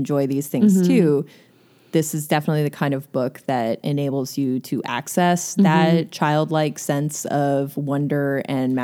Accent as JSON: {"language": "English", "region": "Midwest", "country": "United States", "tie": "born or raised there", "also_born_or_lived": "Chicago", "moved": "yes", "lives_now": "Seattle, United States", "said": "I grew up in the Midwest"}